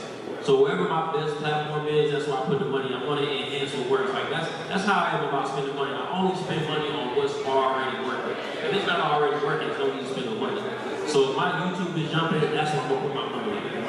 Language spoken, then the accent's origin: English; East Point, Georgia, United States; I'm from East Point.